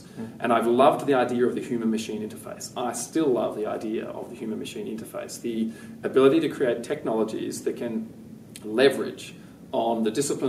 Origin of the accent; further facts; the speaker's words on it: West Coast of Australia, Western Australia, Australia; I grew up on the West Coast